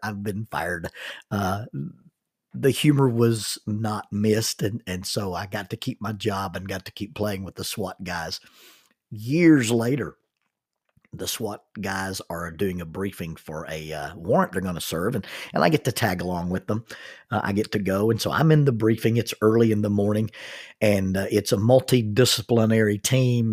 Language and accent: English; the South, United States; I'm a, a minister and I'm from the South